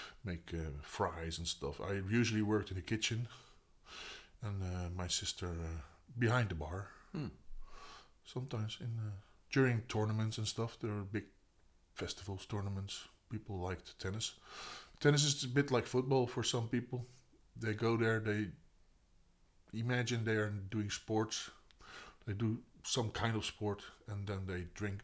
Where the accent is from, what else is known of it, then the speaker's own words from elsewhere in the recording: Noordwijk, South Holland, Netherlands; also born or lived in Voorburg; I grew up in Noordwijk. I lived in Noordwijk. That's where I grew up. I wasn't born there.